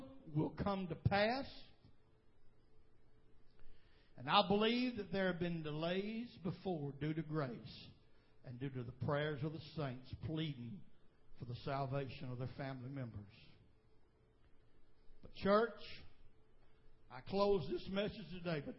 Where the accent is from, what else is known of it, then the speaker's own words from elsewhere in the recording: United States; I was born in America